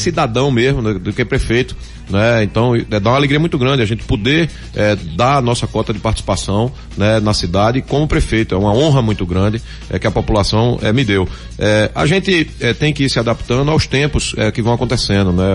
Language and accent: Portuguese; Recife, Pernambuco, Brazil; Eu nasci no Recife, eu moro no Recife